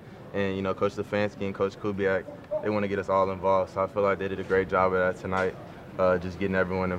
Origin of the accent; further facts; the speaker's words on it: New Orleans, Louisiana, United States; So I'm from New Orleans